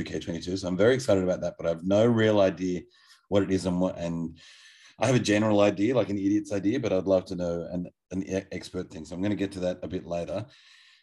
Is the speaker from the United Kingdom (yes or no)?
no; Australia; as an Australian person